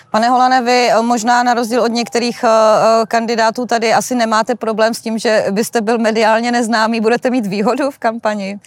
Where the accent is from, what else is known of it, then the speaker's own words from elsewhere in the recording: Jihlava, Vysočina Region, Czechia; já jsem z Jihlavy a v Jihlavě se říká, že Pražáci i Brňáci nám jsou, eh, eh, obojí jedno